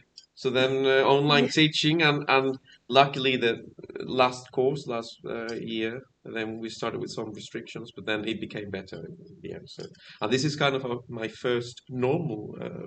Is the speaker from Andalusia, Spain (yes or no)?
yes; a village in Malaga, Andalusia, Spain; moved away as an adult; now in Norway; I am from Spain, the very south. A village in Malaga, the very south of Spain.